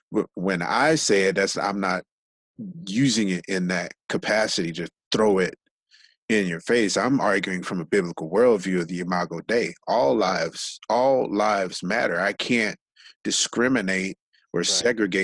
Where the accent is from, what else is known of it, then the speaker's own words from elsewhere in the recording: Los Angeles, California, United States; when I was growing up in South Central